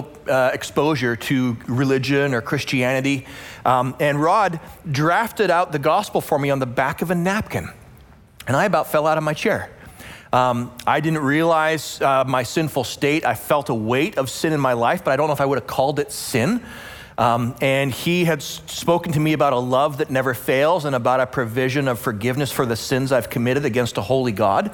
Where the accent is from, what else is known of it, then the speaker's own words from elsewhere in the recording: Western Canada, Canada; moved away; also born or lived in Calgary, Alberta; I grew up in Western Canada. I attended the University of Calgary, which is in Alberta, Western Canada.